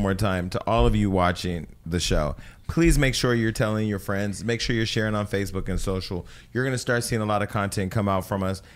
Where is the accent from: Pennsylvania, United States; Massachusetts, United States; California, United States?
California, United States; the Bay Area; now in Los Angeles, United States; I'm from the Bay